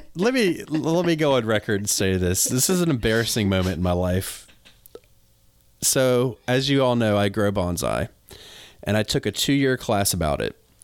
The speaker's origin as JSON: {"language": "English", "region": "North Carolina", "country": "United States", "moved": "yes", "said": "I'm from North Carolina originally"}